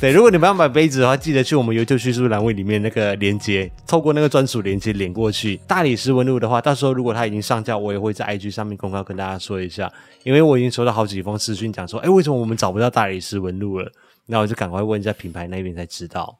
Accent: Malaysia; now in Taiwan; 我的老家，也就是马来西亚

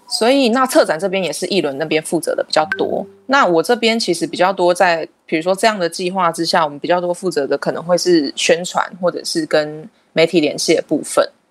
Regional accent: Keelung, Taiwan; 土生土长哦，对啊，在基隆出生，嗯。然后，呃，在基隆读书到高中毕业

